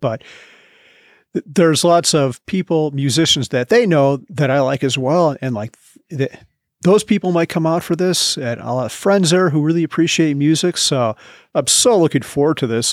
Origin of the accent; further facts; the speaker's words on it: Midwest, United States; also born or lived in Wisconsin / Bozeman, Montana; now in Colorado, United States; I grew up in the Midwest, lived in Wisconsin